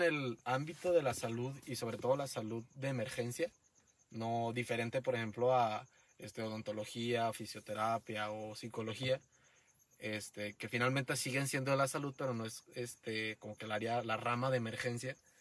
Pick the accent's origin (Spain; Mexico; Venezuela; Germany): Mexico; también somos mexicanos, los mexicanos